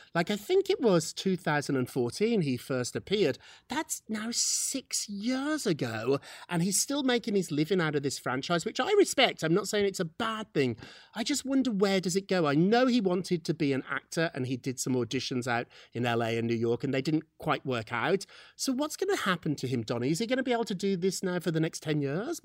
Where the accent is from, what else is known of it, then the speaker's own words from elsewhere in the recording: United Kingdom; moved away; We're British